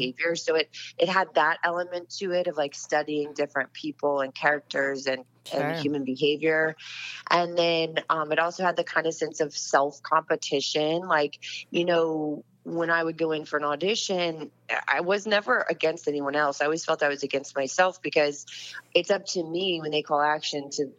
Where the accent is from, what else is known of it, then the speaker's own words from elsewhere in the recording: Winter Park, Florida, United States; I mean, it's good as any other town to grow up in, I guess. No, Winter Park is really charming. It has it's a very kind of unique town.